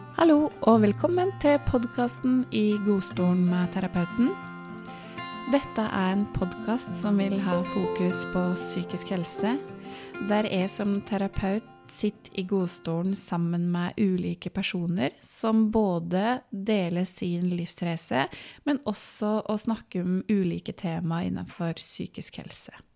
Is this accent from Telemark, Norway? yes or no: no; Vågå, Innlandet, Norway; moved away as an adult; now in Biri, Norway; så er jeg fra Gudbrandsdalen, fra Vågå, og fant kjærligheten på Biri for 13 år sia og bor